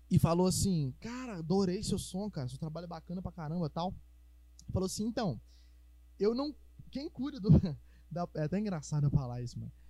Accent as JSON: {"language": "Portuguese", "region": "Minas Gerais", "country": "Brazil", "accent": "mineiro", "said": "a gente é mineiro, a gente é, a gente é acostumado a falar a vogal é, é, é"}